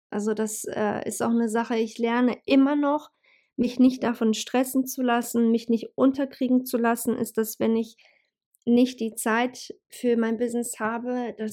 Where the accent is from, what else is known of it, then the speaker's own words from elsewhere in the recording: Bosnia & Herzegovina; now in Hanover, Germany; ursprünglich komme ich ja sowieso aus Bosnien und ähm, ja, das ist halt für mich eigentlich äh, Home Homecoming, sage ich jetzt mal